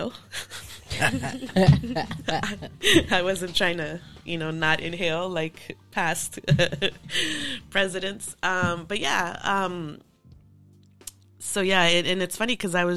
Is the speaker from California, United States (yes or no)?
yes; Los Angeles, California, United States; So grew up in LA, born and raised. Grew up in South Central